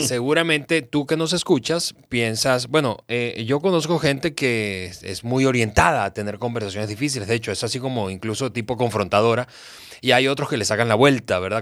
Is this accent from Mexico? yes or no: yes; Mexico; yo crecí, que nací, crecí en América Latina